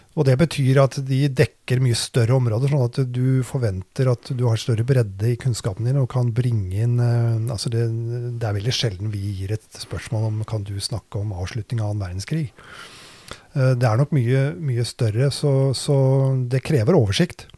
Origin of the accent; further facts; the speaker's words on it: Drammen, Buskerud, Norway; Jeg er jo vokst opp i Drammen, da. På Austad